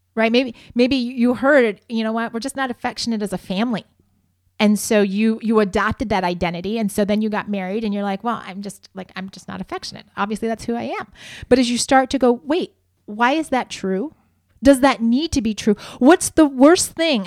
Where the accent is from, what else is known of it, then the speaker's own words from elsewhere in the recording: Ohio, United States; moved away as an adult; also born or lived in Spokane, Washington; now in Southern California, United States; I grew up in Ohio